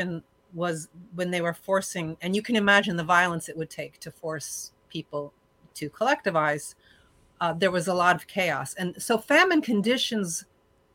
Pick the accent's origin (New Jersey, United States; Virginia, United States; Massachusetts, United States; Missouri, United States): New Jersey, United States; now in Canada; I grew up in New Jersey